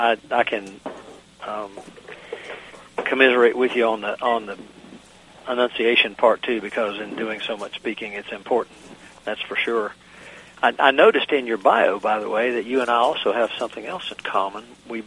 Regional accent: southwestern Virginia, United States; accent: southwestern Virginian; moved away as an adult; now in Northern Virginia, United States; I've been here in the Northern Virginia area since 87. And only the people who live back in the mountains where I grew up think my accent's changed. Everybody here thinks it's still very southwestern Virginian.

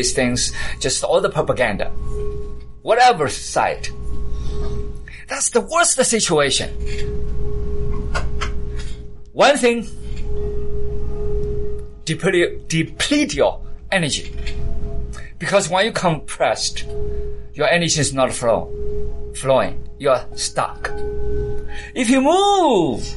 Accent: United Kingdom; accent: British; And so I had my accent, my British accent

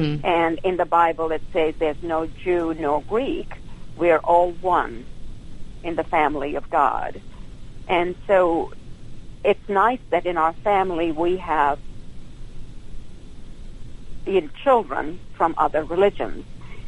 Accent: New Delhi, Delhi, India; moved away as an adult; also born or lived in Dallas, Texas; now in United States; I was born in New Delhi

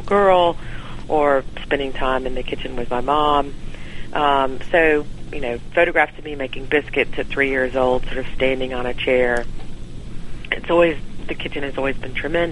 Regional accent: Evans, Georgia, United States; So I am a Georgia native. My family lives in around the Augusta area in a little town outside of it

